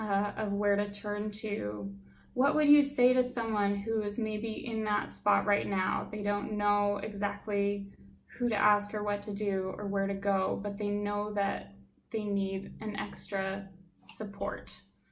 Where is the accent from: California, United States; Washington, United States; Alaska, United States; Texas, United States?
Alaska, United States; as someone who was born and raised in Alaska, it's a challenging place to live. It's a beautiful place. I absolutely love the community there. I loved growing up in Alaska.